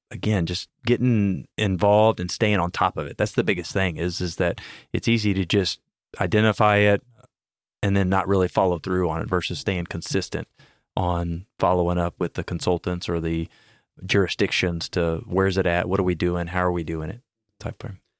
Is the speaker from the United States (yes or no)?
yes; Houston, Texas, United States; I'm born and raised in Houston